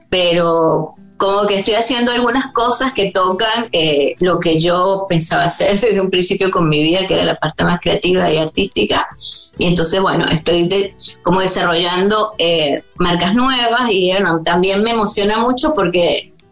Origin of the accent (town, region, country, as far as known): Venezuela; moved away